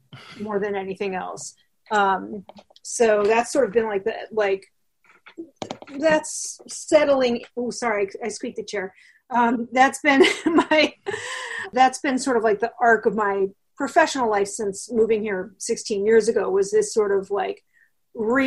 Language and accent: English; East Coast, United States; also born or lived in Chicago; now in New York, United States; I grew up on the East Coast